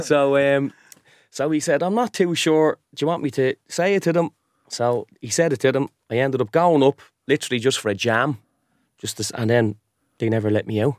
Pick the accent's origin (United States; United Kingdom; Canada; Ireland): Ireland; Dublin, Leinster; I'm from Finglas.